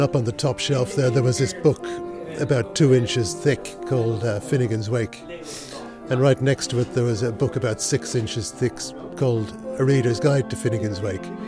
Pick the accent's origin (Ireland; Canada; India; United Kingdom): Ireland; Dublin, Leinster; now in Stockholm, Sweden; growing up in Dublin